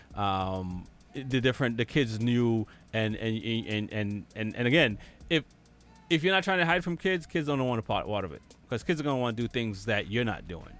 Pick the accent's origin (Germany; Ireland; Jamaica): Jamaica; now in United States; growing up in Jamaica. Um, well, a little bit of my life in Jamaica, most of my life in the U.S. now.